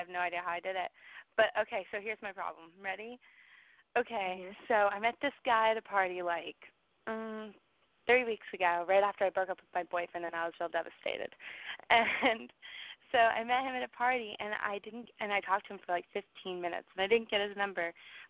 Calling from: Georgia, United States; Okay, this is … right now I'm in Georgia.

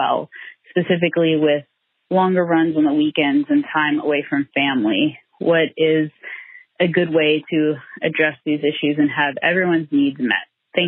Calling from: Long Beach, California, United States; I'm from Long Beach, California.

